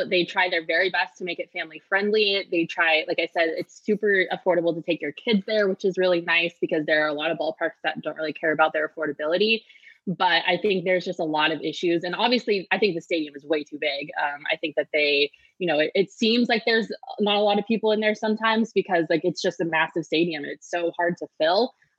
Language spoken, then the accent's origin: English; Colorado, United States; it's because I'm from Colorado